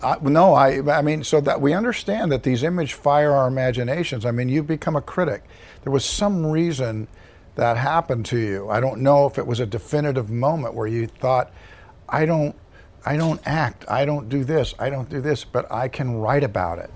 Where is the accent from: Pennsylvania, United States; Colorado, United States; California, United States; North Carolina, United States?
California, United States; Compton; I was born in Compton, California